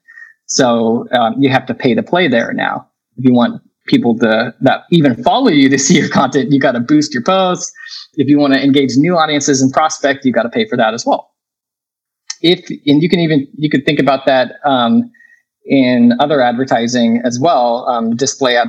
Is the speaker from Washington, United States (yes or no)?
yes; Vancouver, Washington, United States; also born or lived in Oregon; I grew up in the Northwest in the Vancouver, Washington area